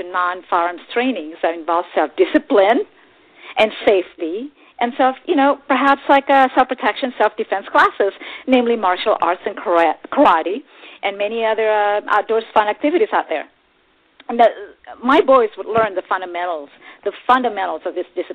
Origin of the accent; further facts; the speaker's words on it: Texas, United States; I grew up in Texas since I was a little kid.